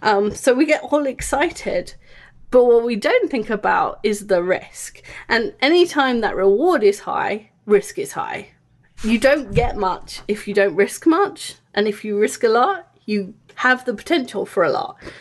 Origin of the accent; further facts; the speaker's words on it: England, United Kingdom; moved away; I grew up in England